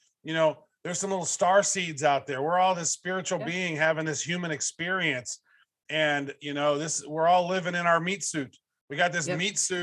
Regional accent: Kansas City, United States; I'm from Kansas City

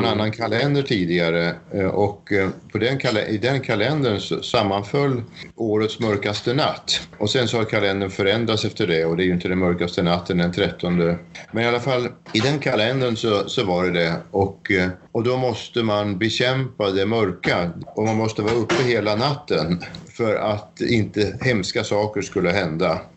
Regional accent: Sweden; moved away as an adult; now in Fredrikstad, Norway; Og jeg flyttet fra Sverige til, til Norge av eh, at jeg traff Osne. Så da fikk jeg mulighet til å flytte til Fredrikstad, eller Rolvsøy.

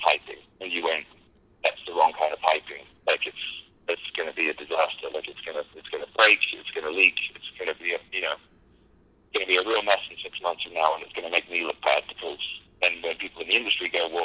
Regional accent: United Kingdom; I'm a Brit

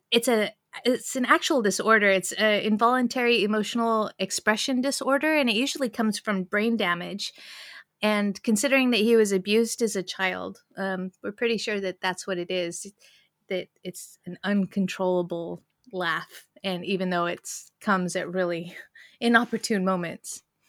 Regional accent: United States; as an American

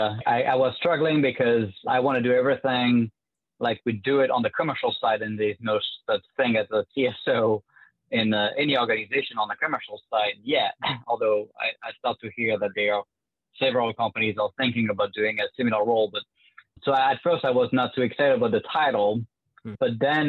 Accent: France; accent: French; English is a second language; moved away as an adult; now in United States; you can tell with my French accent that I was not born in the U.S. I moved to the U.S. about 10 years ago now.

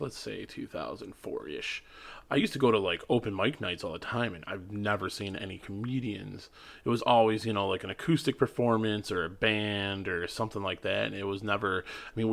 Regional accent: Auburn Hills, Michigan, United States; also born or lived in Chicago; I've been like this area, Auburn Hills and like Macomb County my whole life

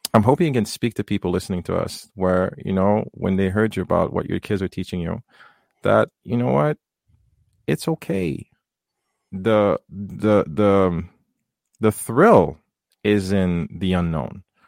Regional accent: Haiti; moved away; coming from the third world, growing up in Haiti

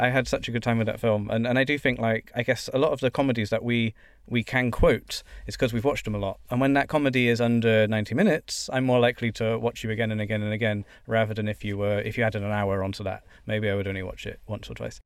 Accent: United Kingdom; being British

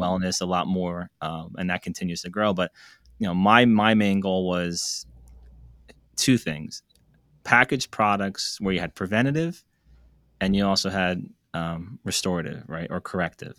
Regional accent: United States; also born or lived in New York; I grew up in New Jersey, New York

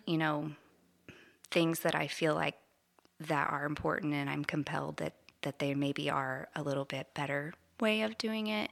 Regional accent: Parsons, Kansas, United States; moved away as an adult; I grew up in Parsons

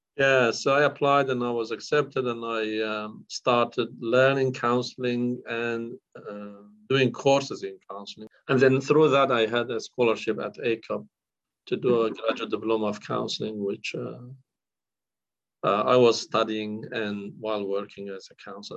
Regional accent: northern Iraq, Iraq; born or raised there; first language Kurdish; English is a second language; moved away as an adult; now in Australia

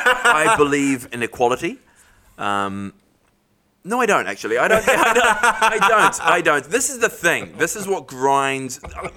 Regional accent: England, United Kingdom; We're English.

